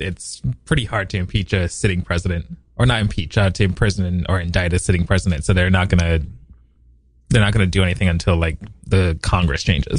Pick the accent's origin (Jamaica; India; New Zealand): Jamaica; Now, I was born in Jamaica